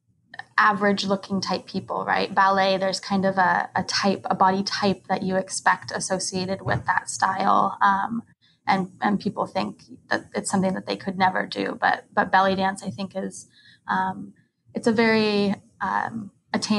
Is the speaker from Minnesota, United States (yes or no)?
no; Sonoma County, California, United States; moved away as an adult; now in Honolulu, United States; I'm from Sonoma County, California, originally, but I've been living here in Honolulu, Hawaii for a little over a year now